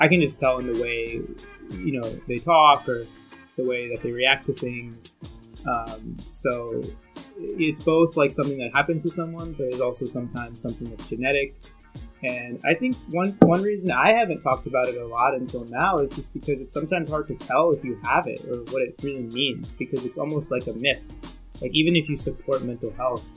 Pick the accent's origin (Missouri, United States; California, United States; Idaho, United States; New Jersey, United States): New Jersey, United States; Central; We're literally from Central New Jersey.